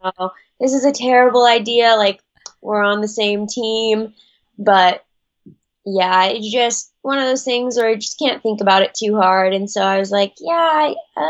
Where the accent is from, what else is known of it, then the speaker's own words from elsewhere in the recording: Kenai, Alaska, United States; moved away; I grew up in Kenai, Alaska, which is in South Central.